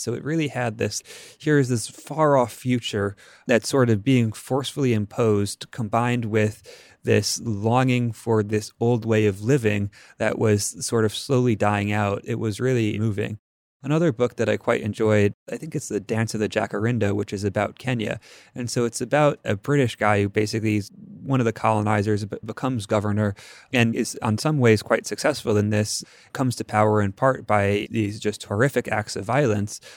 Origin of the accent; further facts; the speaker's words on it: Bethesda, Maryland, United States; I grew up in Bethesda